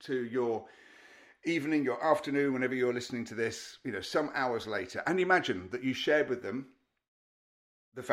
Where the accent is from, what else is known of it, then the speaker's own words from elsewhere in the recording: Derby, East Midlands, United Kingdom; moved away; I was back up in Derby, in my hometown